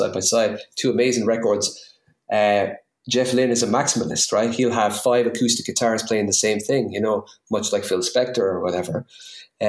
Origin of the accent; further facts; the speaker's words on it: New Ross, Leinster, Ireland; accent: New Ross; my new Ross accent